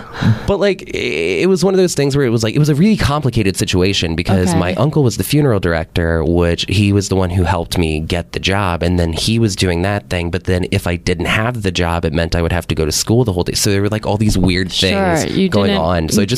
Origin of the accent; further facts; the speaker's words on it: Louisiana, United States; And I mean, I was like a young kid growing up in Louisiana, so like I had no idea like of like the vast like perspective that was going to end up happening